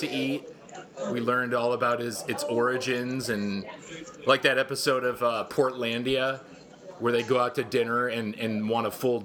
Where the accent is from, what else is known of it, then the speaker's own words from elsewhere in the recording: Midwest, United States; now in Los Angeles, United States; I'm from the Midwest